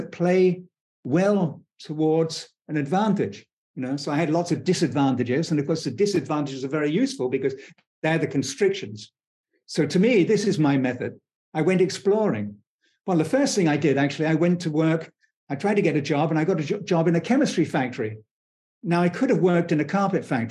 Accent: United Kingdom; I was born in Britain towards the end of the British Empire

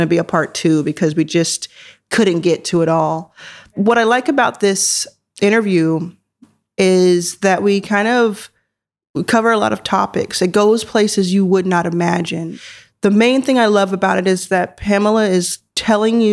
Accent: Philadelphia, Pennsylvania, United States; born or raised there

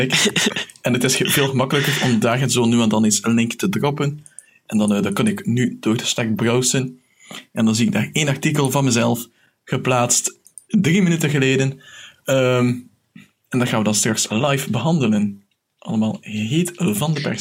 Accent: Belgium; Omdat ik Belg ben

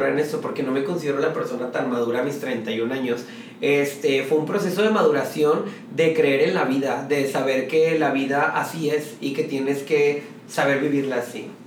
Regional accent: Guadalupe, Nuevo León, Mexico; born there; Tengo 31 años y nací el 27 de octubre de 1989, orgullosamente guadalupeque, porque nací en la Clínica 4 de Guadalupe, Nuevo León.

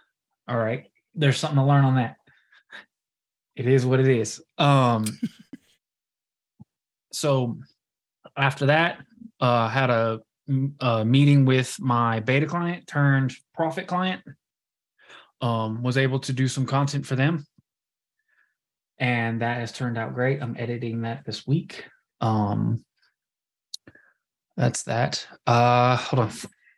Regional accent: Kansas, United States; So I am originally from Kansas, as y'all know.

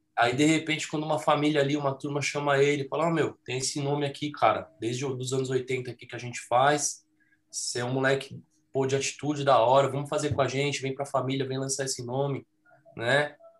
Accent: São Paulo, Brazil; eles moram nessa casa que eu, que eu nasci, que eu cresci lá no Jardim Eliana

